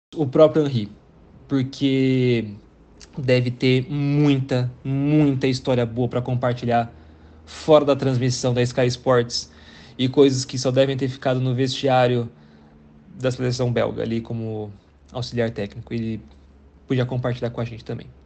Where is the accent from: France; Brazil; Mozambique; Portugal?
Brazil; eu sou brasileiro